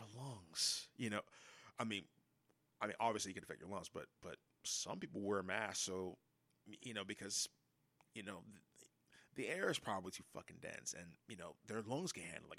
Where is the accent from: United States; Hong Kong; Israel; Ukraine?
United States; I'm as fucking American as they come